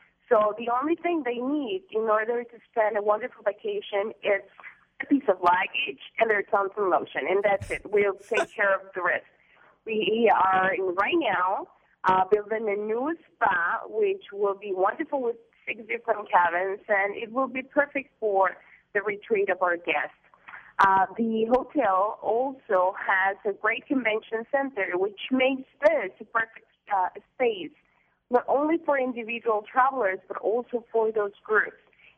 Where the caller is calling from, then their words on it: San Jose del Cabo, Baja California Sur, Mexico; I'm calling you from a beautiful beach in San Jose del Cabo, Mexico.